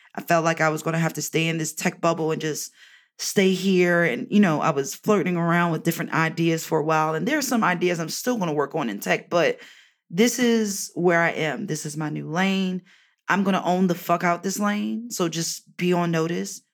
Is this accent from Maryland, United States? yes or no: yes; Baltimore, Maryland, United States; moved away; visit my family in Baltimore, my hometown